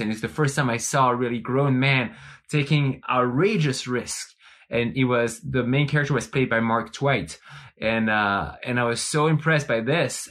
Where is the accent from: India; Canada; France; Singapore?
France; now in Bend, United States; growing up in France, you, you are, you are immersing existentialist ideas from an early age